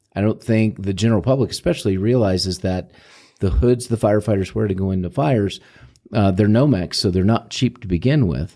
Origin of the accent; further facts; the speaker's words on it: St. Louis, Missouri, United States; moved away; I'm from Saint Louis